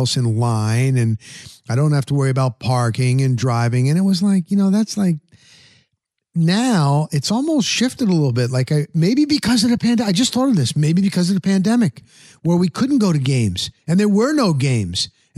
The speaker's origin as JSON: {"language": "English", "region": "New Jersey", "country": "United States", "lives_now": "Tampa, United States", "said": "I'm from Jersey."}